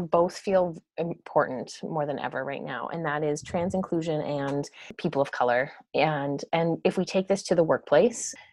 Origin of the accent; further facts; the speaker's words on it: Cork, Munster, Ireland; I mean Cork. I'm from Cork.